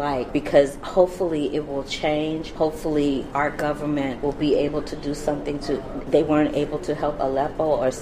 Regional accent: St. Louis, Missouri, United States; now in Los Angeles, United States; St. Louis where I'm from

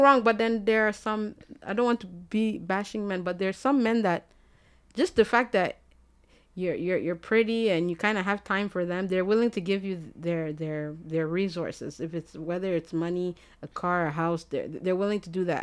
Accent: Ghana; I'm Ghanaian

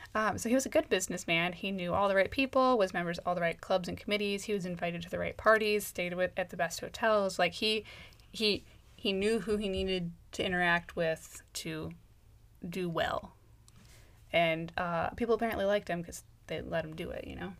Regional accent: United States; accent: American; as an American

